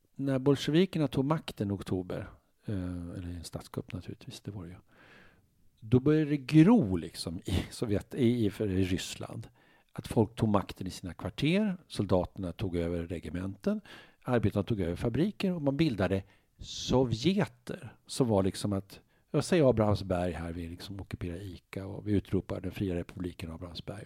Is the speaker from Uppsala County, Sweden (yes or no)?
yes; Uppsala, Uppsala County, Sweden; moved away as an adult; now in Stockholm, Sweden; jag är från Norby, Uppsala, sådana villaområden, bättre bemedlade